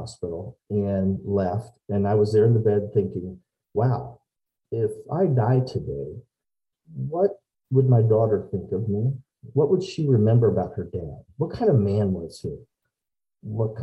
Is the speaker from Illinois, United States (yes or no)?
yes; Decatur, Illinois, United States; I am from Decatur, Illinois, born and raised